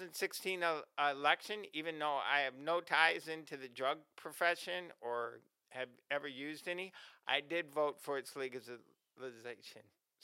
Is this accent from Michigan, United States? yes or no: no; Iowa, United States; I'm from Iowa